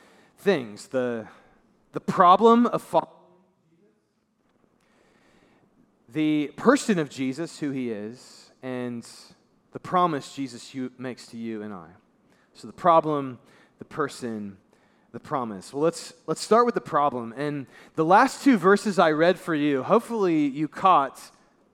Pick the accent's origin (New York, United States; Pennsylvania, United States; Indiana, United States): Indiana, United States; Brownsburg; I'm from Brownsburg, Indiana, downstate a little bit from here.